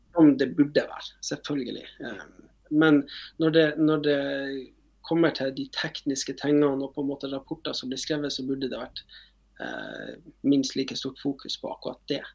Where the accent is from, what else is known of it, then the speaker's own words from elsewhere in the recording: Northern Norway, Norway; og vi er jo nordlendinger